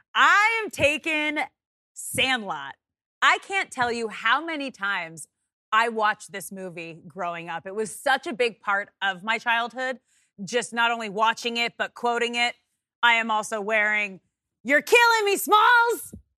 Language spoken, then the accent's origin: English; Manhattan Beach, California, United States; born and raised in Southern California